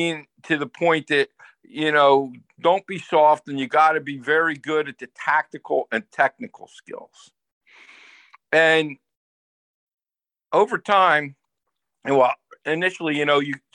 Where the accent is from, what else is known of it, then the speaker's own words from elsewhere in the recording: New Jersey, United States; growing up in New Jersey, you had to be, especially as a male, had to have a tough side